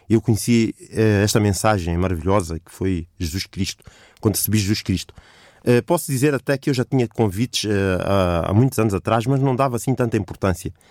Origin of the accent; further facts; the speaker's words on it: Mozambique; participei num concurso em Moçambique, que é o meu país de origem